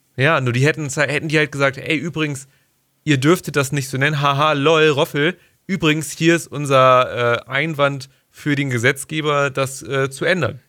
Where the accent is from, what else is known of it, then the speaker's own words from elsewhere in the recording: Germany; als Deutscher